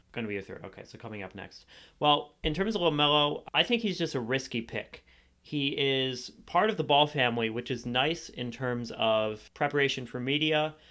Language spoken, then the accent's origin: English; Cleveland, Ohio, United States; moved away as an adult; now in Columbus, United States; I'm from Cleveland, Ohio. I currently live in Columbus, Ohio.